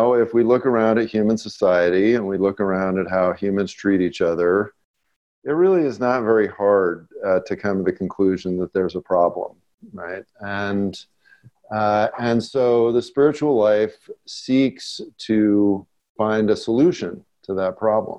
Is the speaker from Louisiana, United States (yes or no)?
no; Los Angeles, California, United States; I grew up in West Los Angeles